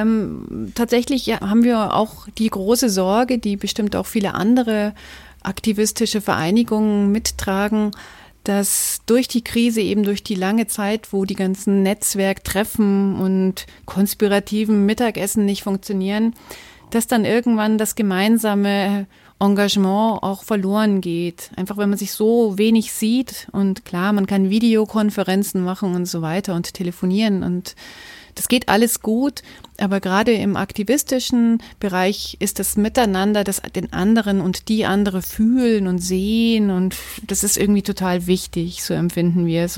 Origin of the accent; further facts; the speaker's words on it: Munich, Bavaria, Germany; ich bin in München geboren, habe mein ganzes Leben immer nur in München gelebt